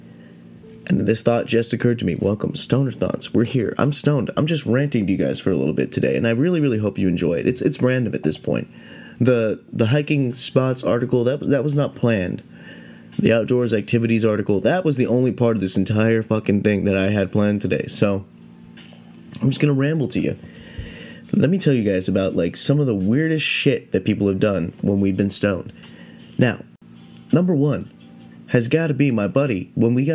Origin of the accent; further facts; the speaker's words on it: California, United States; Yosemite National Park here in my home state of California